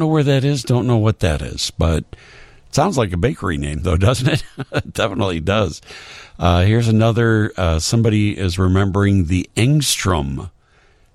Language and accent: English; Chicago, Illinois, United States; When I was growing up in the South Shore neighborhood, on 79th Street